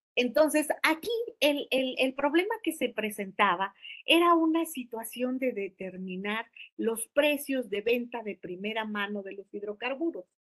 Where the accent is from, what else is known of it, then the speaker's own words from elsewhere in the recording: Mexico; como mexicanos